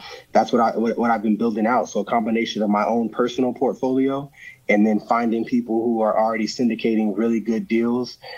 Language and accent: English; Arizona, United States; I get to play home in my hometown.